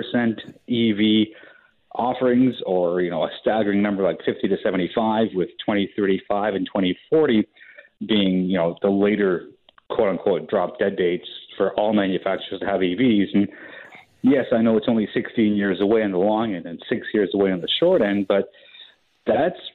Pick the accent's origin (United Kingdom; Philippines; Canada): Canada